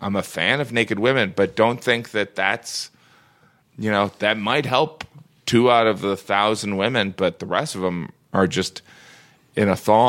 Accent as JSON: {"language": "English", "region": "Midwest", "country": "United States", "said": "All right, I'm from the Midwest. All right? I'm from the Midwest. I love the Northeast."}